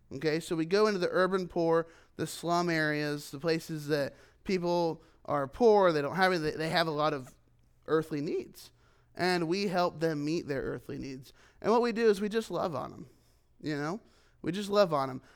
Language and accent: English; United States; moved away as an adult; as an American, as a foreigner